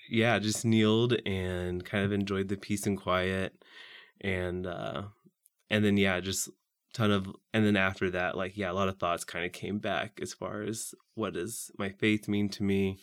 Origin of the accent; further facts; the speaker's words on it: Saint Joseph, Missouri, United States; I'm from Saint Joseph, Missouri, which is just north of here, about an hour